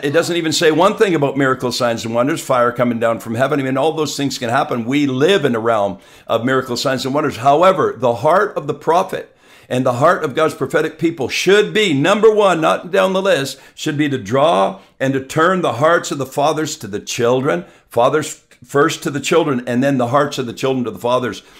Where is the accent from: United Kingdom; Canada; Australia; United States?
Canada; southern Quebec; also born or lived in Montreal; now in Abbotsford, Canada; My wife and I are from southern Quebec.